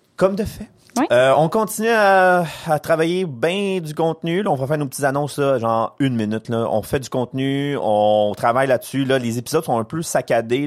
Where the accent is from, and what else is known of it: Quebec, Canada